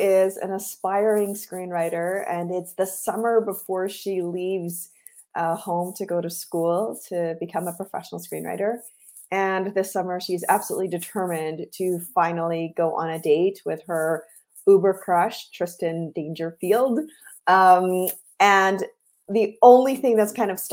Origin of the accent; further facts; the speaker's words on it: Guyana; I am from Guyana, which is in South America